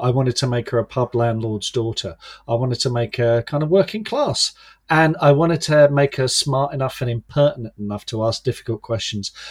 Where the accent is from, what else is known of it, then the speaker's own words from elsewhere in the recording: London, United Kingdom; now in Kent, United Kingdom; I was born in London, grew up in the suburbs